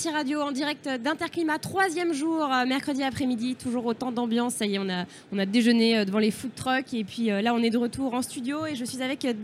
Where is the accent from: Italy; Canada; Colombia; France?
France; Lyon, Auvergne-Rhône-Alpes; Saint-Priest, à côté de Lyon, je connais très bien, je suis lyonnaise, donc je connais comme ma poche.